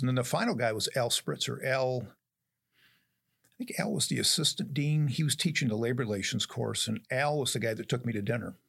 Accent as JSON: {"language": "English", "region": "upstate New York", "country": "United States", "tie": "born or raised there", "moved": "yes", "said": "I'm an upstate New York kid, and if you listen to my accent, you don't hear any Southern accent to me"}